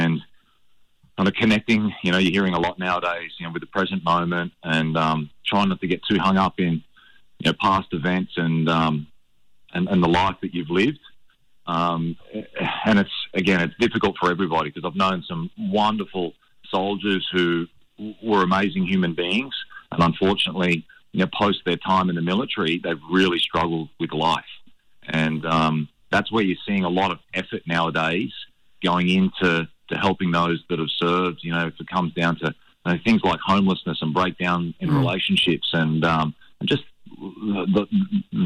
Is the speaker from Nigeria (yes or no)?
no; Redcliffe, Queensland, Australia; also born or lived in Hervey Bay; I grew up in Redcliffe and then my parents moved up towards Harvey Bay